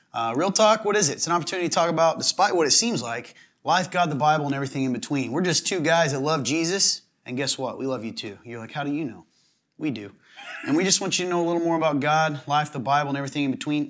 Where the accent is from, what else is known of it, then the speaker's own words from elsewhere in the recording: the South, United States; accent: southern; moved away; where you can tell I come from the South a little bit is when I say our